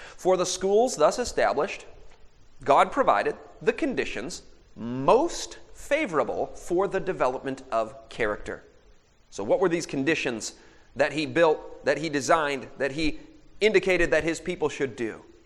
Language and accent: English; Michigan, United States; I'm from Michigan